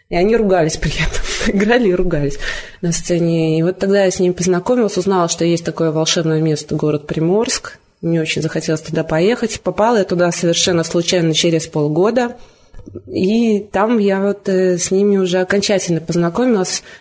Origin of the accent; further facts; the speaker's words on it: Vitebsk, Vitebsk Region, Belarus; Я приехала из Витебска. В Витебске я ну, всегда была в компании музыкантов, и мне всегда было интересно, ходила на концерты, но Никогда сама не играла.